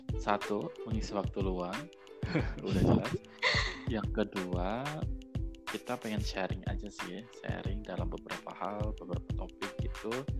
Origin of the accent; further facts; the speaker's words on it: Yogyakarta, Special Region of Yogyakarta, Indonesia; aku berasal dari Jogja, lahir di Jogja, besar di Jogja